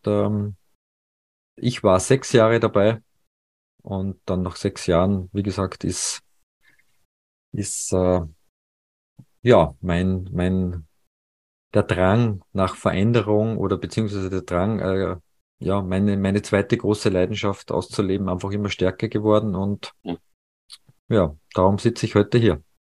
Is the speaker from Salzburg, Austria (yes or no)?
yes; Salzburg, Austria; moved away as an adult; also born or lived in Paris; Salzburg ist ja meine Heimat